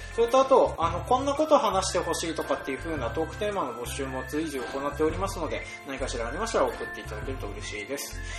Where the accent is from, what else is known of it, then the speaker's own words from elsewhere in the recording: Toyohoro, Hokkaido, Japan; 僕の実家がある豊幌